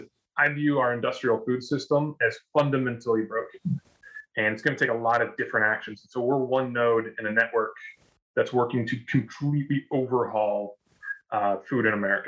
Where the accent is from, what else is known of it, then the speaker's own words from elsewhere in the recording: California, United States; also born or lived in Wisconsin / North Carolina; now in Oregon, United States; I'm just a bit south of Portland, Oregon. So that's, informing my current life. And then as we go back, I was raised in California and I was born in Wisconsin, and I've lived in North Carolina and some other places.